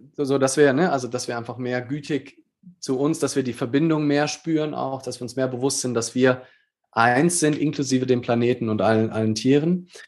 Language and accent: German; Germany; wir als Deutsche